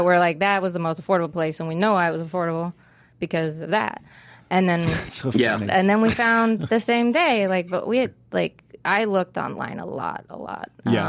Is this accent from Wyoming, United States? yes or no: yes; Casper, Wyoming, United States; moved away; I'm from Casper, Wyoming.